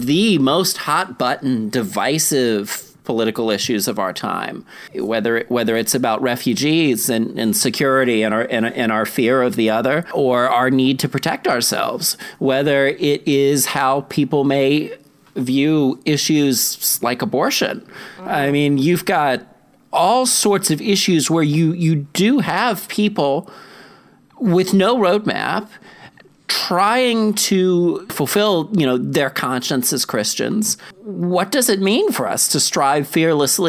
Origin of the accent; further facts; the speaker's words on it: South Carolina, United States; moved away; I grew up in South Carolina, and I grew up in a place where racism, whether directly or indirectly, was implicit in the culture